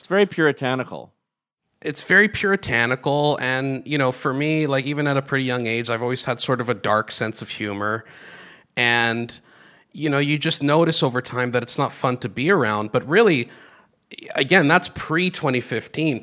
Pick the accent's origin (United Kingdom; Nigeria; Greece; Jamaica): Greece; now in Canada; I grew up in Greece, although I was born here. We moved to Greece when I was uh, pretty young, at seven, I think.